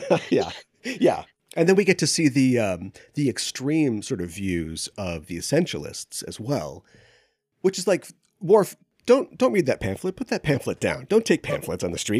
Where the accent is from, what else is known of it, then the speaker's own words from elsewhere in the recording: Minneapolis, Minnesota, United States; I grew up in the Twin Cities area, and we don't get too many tornadoes up here